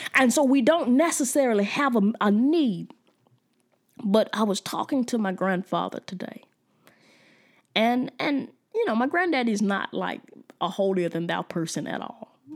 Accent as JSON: {"language": "English", "country": "United States", "said": "I was from the United States"}